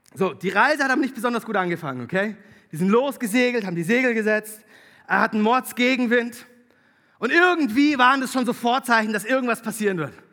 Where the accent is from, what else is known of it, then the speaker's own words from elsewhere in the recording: Konstanz district, Baden-Württemberg, Germany; moved away; Ich bin Konstanzer. Tatsächlich. Ich bin geboren in Konstanz. Ähm, aufgewachsen im Landkreis Konstanz.